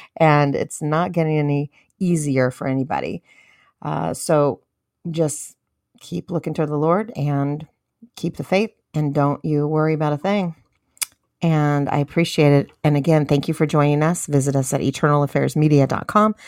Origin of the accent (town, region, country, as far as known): United States